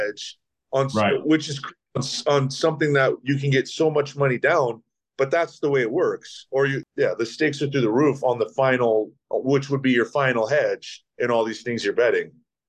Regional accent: United States; I'm American.

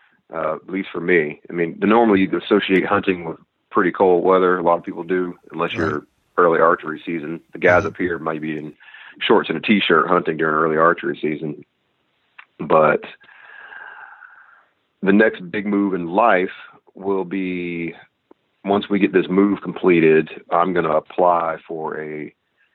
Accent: Florida, United States; also born or lived in Chicago / Washington State; now in Washington, United States; I'm originally from Florida

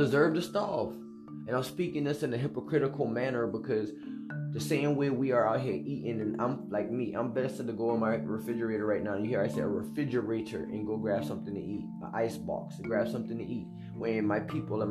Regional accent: United States; I'm an American

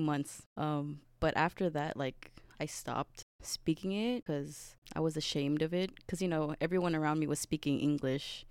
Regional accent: Bay Area, California, United States; moved away as an adult; I didn't really realize how important my culture was to me until I moved away from the Bay Area

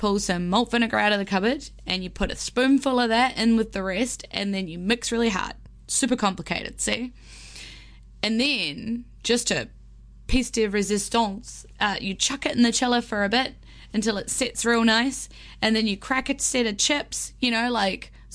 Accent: Wellington, New Zealand; my hometown of Wellington

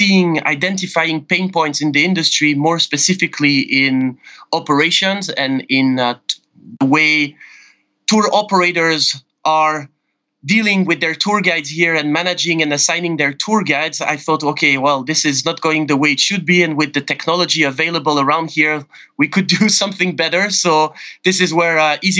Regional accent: Geneva, Switzerland; moved away as an adult; also born or lived in Asia; I'm originally from Switzerland, born and raised in Geneva, and moved to Asia about 12 years ago.

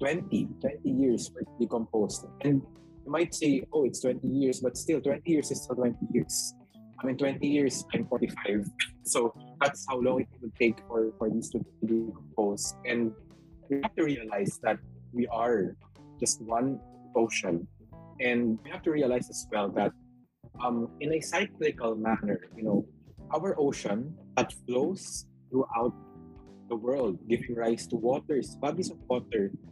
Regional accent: Philippines; the Filipino spirit of bayanihan is always within us as Filipino advocates

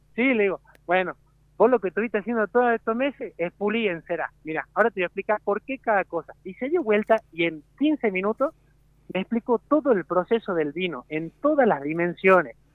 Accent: Jujuy, Argentina; moved away as an adult; now in Mendoza, Argentina; yo siendo jujeño

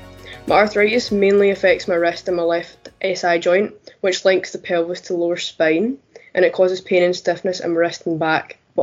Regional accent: Glasgow, Scotland, United Kingdom; I'm from Glasgow

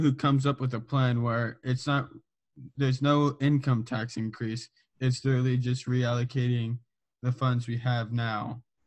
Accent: Southern California, United States; I'm from Southern California

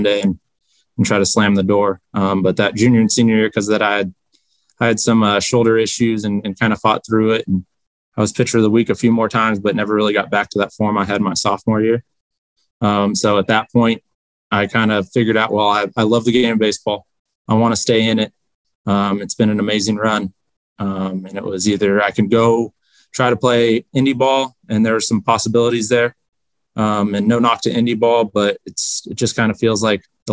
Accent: Rocklin, California, United States; also born or lived in Salem, Oregon; born and raised in Rothland, California. Right here.

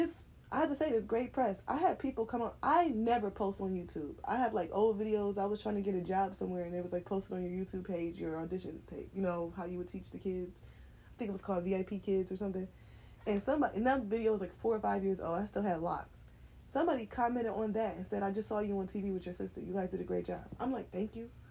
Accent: Cleveland, Ohio, United States; we're from Cleveland

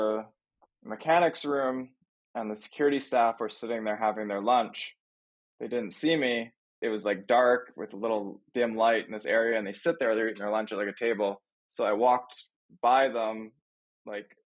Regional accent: Thunder Bay, Ontario, Canada; moved away as an adult; also born or lived in Los Angeles, California / Toronto; I grew up in Thunder Bay, like a small town in Ontario, Canada.

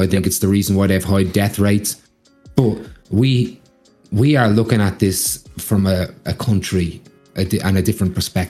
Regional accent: Australia; But growing up in Australia, that's another thing that shocked me.

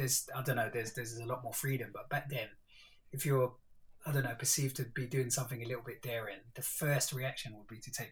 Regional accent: London, United Kingdom; us growing up in East Stratford, the Asian dude

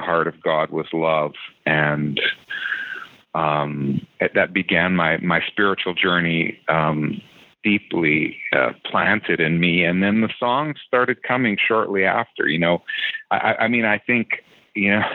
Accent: Abbotsford, British Columbia, Canada; I grew up in Abbotsford

